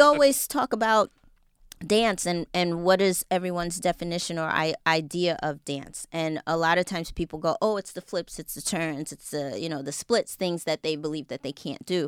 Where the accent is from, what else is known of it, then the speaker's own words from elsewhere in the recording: New York City, New York, United States; I'm originally from Jamaica, Queens, New